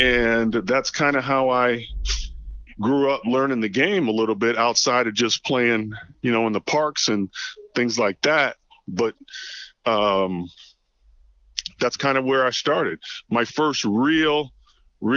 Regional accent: Toledo, Ohio, United States; born and raised here

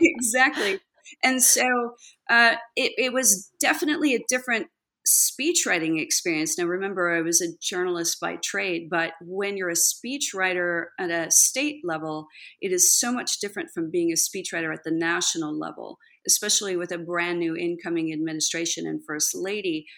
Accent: Texas, United States; born or raised there; also born or lived in California

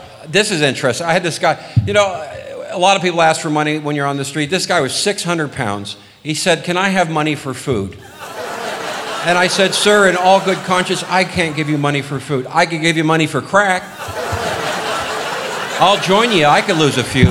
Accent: Los Angeles, California, United States; I was born and raised in Los Angeles

